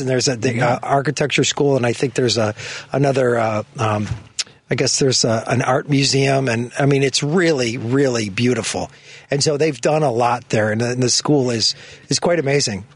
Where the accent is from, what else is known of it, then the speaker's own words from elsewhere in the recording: Chicago, Illinois, United States; grew up in, in the park, Rogers Park, West Rogers Park